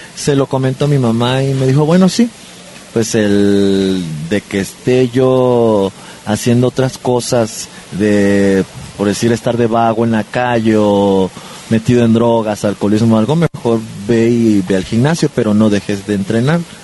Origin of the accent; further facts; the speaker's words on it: Villahermosa, Tabasco, Mexico; yo soy originario de Villahermosa, Tabasco. Eh, nací el 9 de enero de 1976